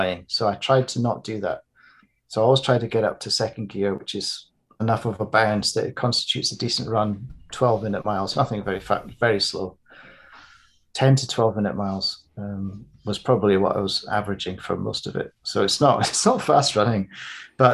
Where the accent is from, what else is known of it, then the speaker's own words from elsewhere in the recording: Edinburgh, Scotland, United Kingdom; moved away; also born or lived in London; growing up in Edinburgh in Scotland and London, and being an adult in London